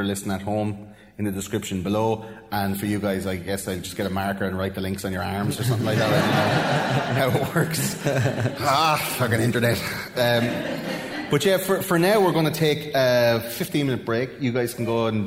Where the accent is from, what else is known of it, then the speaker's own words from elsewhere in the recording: Wexford, Leinster, Ireland; accent: Wexford; my Wexford accent